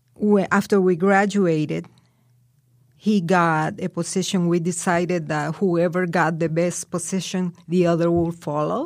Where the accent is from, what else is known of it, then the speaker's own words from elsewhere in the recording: Colombia; English is a second language; moved away as an adult; now in United States; The first time I traveled out of Colombia was when I came here.